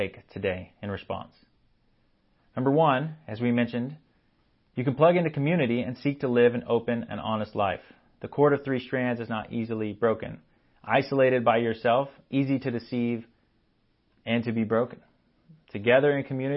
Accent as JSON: {"language": "English", "region": "Texas", "country": "United States", "tie": "born or raised there", "said": "I grew up in Texas."}